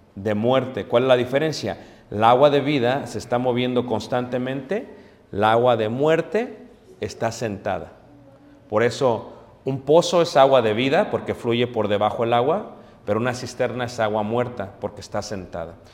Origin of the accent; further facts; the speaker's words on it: Mexico; nosotros como, como buenos mexicanos